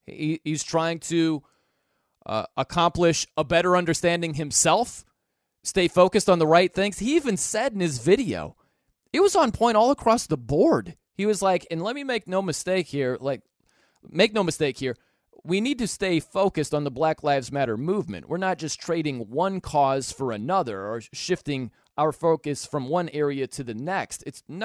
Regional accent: South Bend, Indiana, United States; I'm from South Bend, Indiana. I love Notre Dame football.

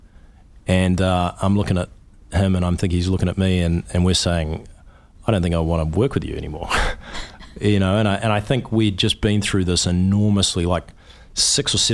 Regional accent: New Zealand; moved away as an adult; I'm a New Zealander.

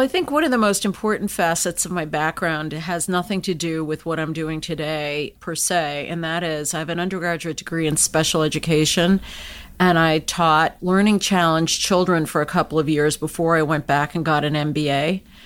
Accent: United States; I was born and raised in the United States

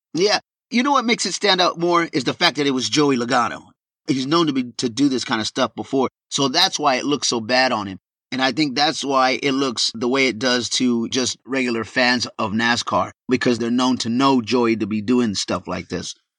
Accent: Texas, United States; born or raised there

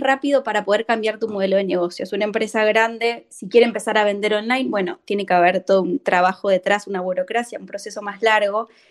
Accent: Argentina

